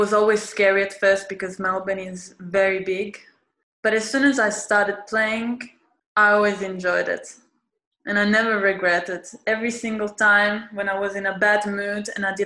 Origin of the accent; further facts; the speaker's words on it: Italy; also born or lived in Fitzroy, Australia; now in Australia; Was born in Australia and grew up in Italy.